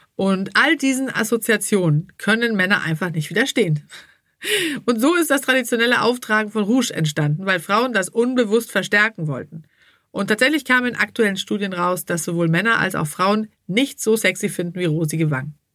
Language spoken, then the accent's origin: German; Sweden; now in Hamburg, Germany; ich komme ja aus Schweden, da ist man nicht so verklemmt.